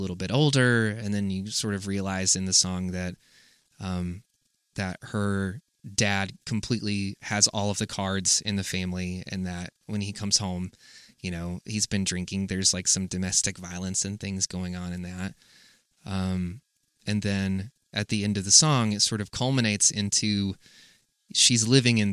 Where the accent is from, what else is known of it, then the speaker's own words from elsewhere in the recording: South Carolina, United States; a very similar area and space that I grew up in South Carolina